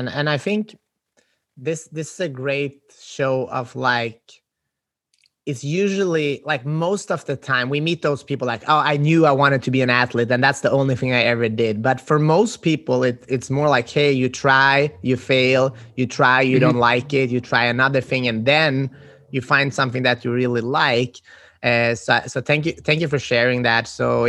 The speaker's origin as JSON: {"language": "English", "country": "Sweden", "moved": "yes", "said": "And I think I'm from Sweden and a lot of people after high school, I like that. I'm originally an immigrant here and my parents immigrated to Sweden."}